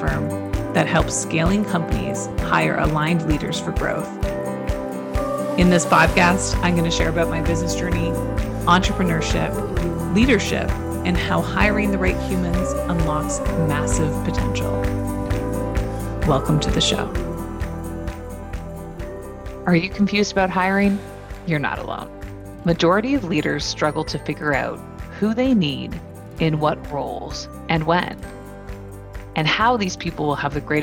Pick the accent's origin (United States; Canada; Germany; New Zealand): Canada; Kitchener, Ontario; now in Southampton, Canada; I grew up in Kitchener-Waterloo area